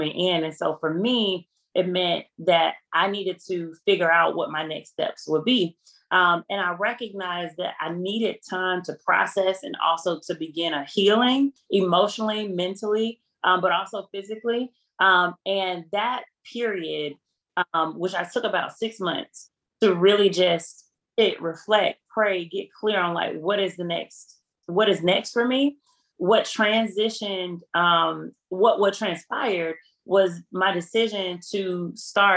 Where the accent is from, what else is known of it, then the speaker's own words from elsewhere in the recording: Selma, Alabama, United States; my hometown of Selma